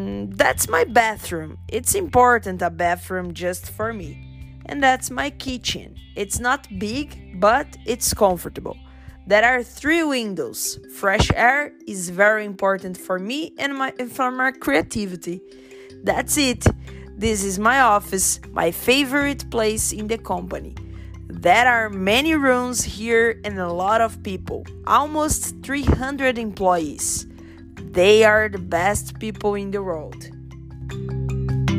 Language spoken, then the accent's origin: English; Brazil; I'm from Brazil.